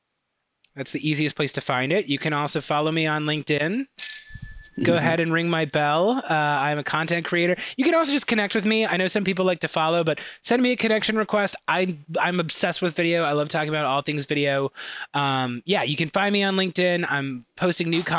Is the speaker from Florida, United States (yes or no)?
no; Chicago, Illinois, United States; accent: thick Chicago; I've got a very thick Chicago accent